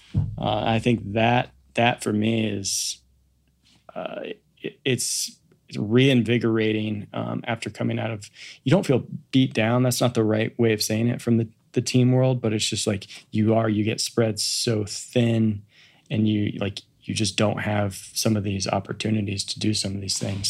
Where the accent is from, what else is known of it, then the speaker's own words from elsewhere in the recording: Kansas City, United States; moved away; I grew up in Kansas City